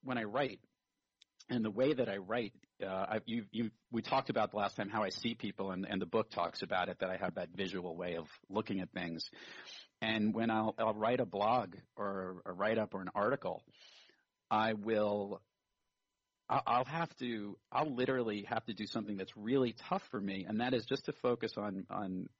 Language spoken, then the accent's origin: English; New York City, New York, United States; also born or lived in Brooklyn, New York; I grew up in Rockaway Beach, Queens